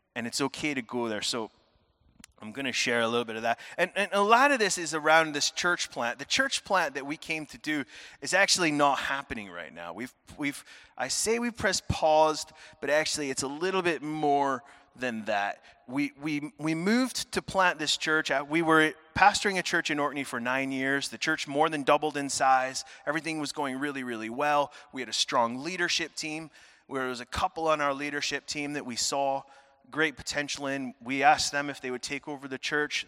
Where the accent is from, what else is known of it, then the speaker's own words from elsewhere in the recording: United States; moved away as an adult; now in Scotland; I am originally American.